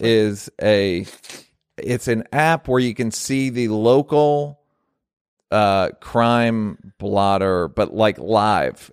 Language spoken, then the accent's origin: English; United States; I'm an American